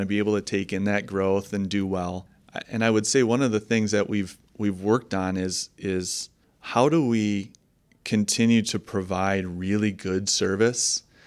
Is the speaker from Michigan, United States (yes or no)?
yes; Holland, Michigan, United States; I was born and raised in Holland, uh, Michigan. and still, uh, raising the family here.